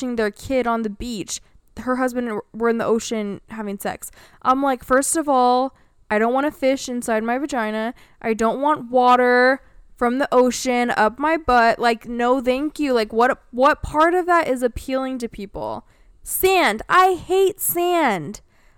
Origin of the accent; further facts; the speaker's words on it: California, United States; And can you tell I was born and raised in California but didn't vibe with it?